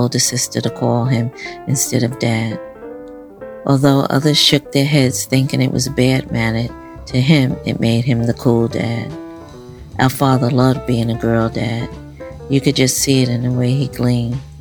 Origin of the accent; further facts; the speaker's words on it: New York City, New York, United States; Growing up in Brownsville, East New York, in our fifth-floor housing development apartment